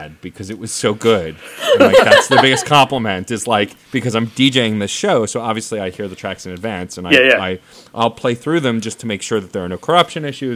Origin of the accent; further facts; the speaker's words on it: New York, United States; growing up in New York